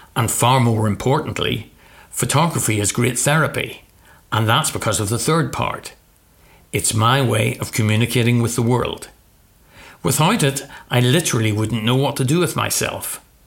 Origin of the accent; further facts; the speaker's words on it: Northern Ireland, United Kingdom; my hometown was the center of the biggest story in the world